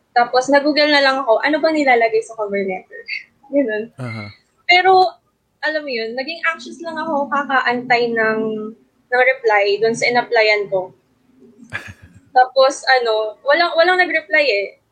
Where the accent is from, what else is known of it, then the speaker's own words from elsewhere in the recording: Romblon, Mimaropa, Philippines; moved away as an adult; now in Manila, Philippines; I'm originally from Romblon, pero nandito na kami sa Manila nung nag-start, nag, start nag aral ako ng college.